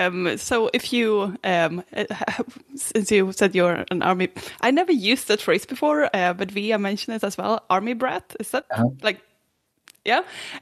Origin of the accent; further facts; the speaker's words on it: Sweden; I grew up in Sweden.